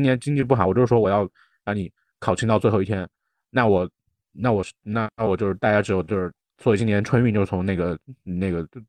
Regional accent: China; 作为一个中国人，哎呀，我就说你没有吧

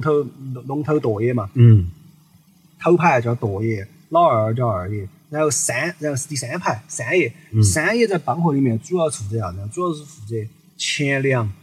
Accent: Sichuan, China; accent: Sichuanese; 就是我们四川话说的坨子

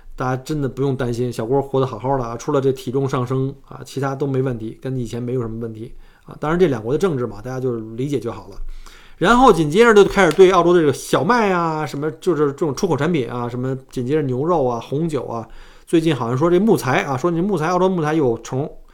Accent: China; now in Australia; 我们中国人都很规矩啊

